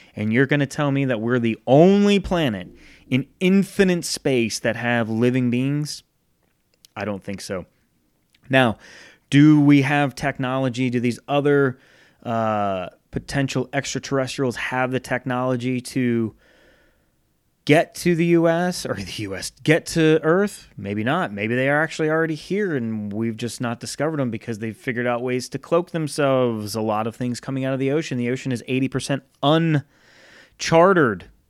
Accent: Rhode Island, United States; growing up in Rhode Island, clear summer night, I had a hill in between my house and the neighbor's house

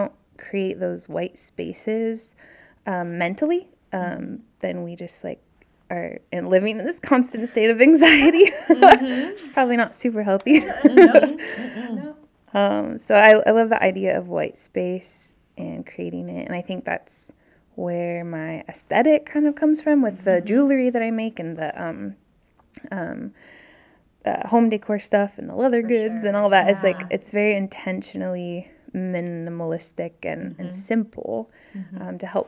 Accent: Alaska, United States; also born or lived in Maryland / Indiana / California / Oregon; And I grew up in Alaska, and then lived in Maryland and Indiana and California and then Oregon.

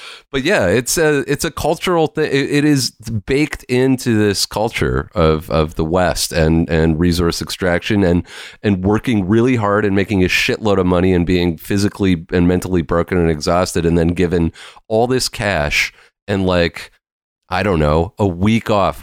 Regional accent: Lake Cowichan, British Columbia, Canada; moved away as an adult; also born or lived in Victoria, British Columbia / Vancouver, British Columbia; now in Montreal, Canada; my experience growing up in Couch and Lake, resource extraction

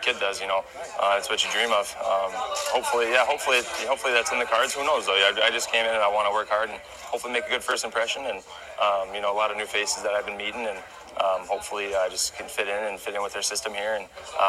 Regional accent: Minot, North Dakota, United States; I got to bring the cup home this summer to my hometown in Minot, and a lot of people came out and supported

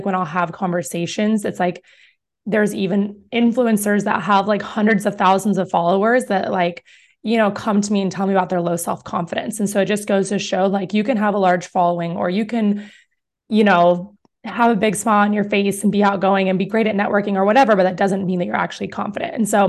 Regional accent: New York, United States; now in Greeley, United States; So it's like, I was like, I'm not like you cow town people. Okay. Just know I'm from New York.

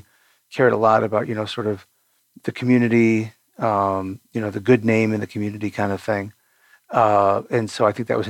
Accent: outside Detroit, Michigan, United States; I grew up right outside Detroit.

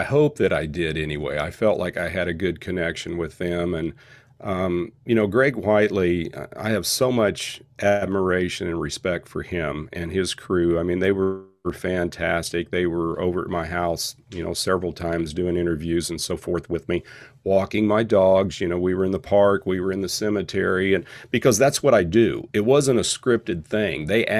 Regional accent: Independence, Kansas, United States; You know, I'm a guy from Independence, man. I work like 13 miles away as a wellness coordinator in even a smaller town in Neodesha, Kansas.

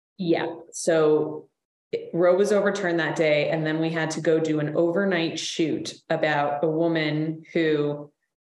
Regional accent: Austin, Texas, United States; my hometown of Austin, Texas

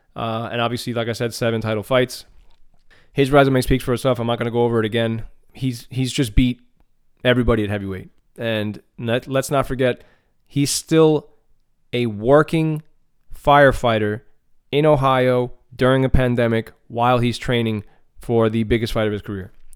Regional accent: Argentina; being a Latino myself, you know, I'm from Argentina

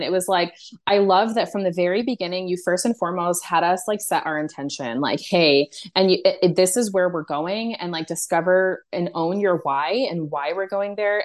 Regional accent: United States; I'm American

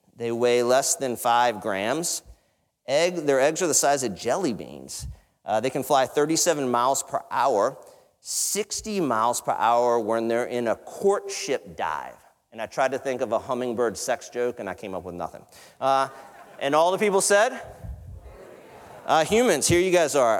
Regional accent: the South, United States; I come from the South

